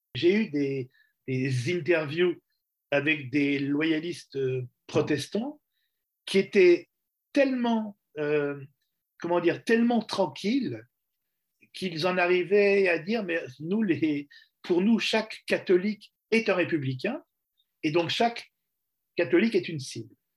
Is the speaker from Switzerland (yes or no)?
no; France; Je suis journaliste, je viens de France pour euh, travailler sur le problème irlandais